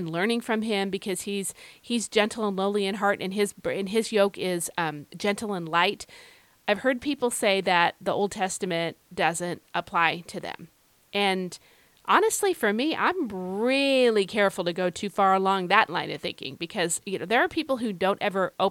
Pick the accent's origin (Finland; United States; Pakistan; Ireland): Ireland; I don't know if it's just because I'm like an Irish woman. I don't know. But anyway, today, uh, you know, Irish women, we mask things pretty well